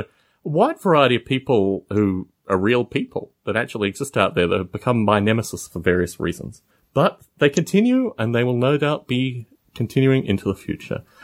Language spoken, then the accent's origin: English; Australia; moved away; I'm from Australia